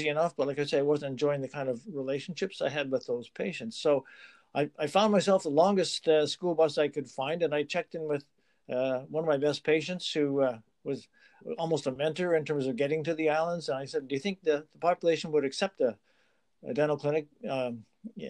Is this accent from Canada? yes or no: yes; Montreal, Quebec, Canada; moved away as an adult; now in British Columbia, Canada; originally I'm from Montreal, and I left there when I was 28, just finished my degree.